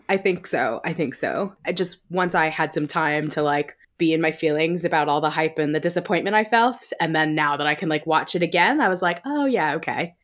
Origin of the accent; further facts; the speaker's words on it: United States; moved away as an adult; now in United Kingdom; I live in the U K now, but I grew up in the States